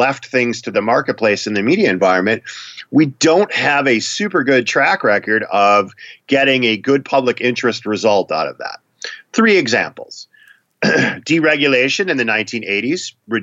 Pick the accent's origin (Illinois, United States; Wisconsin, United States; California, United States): Wisconsin, United States; now in Minnesota, United States; I'm from Wisconsin. I live in Minnesota now.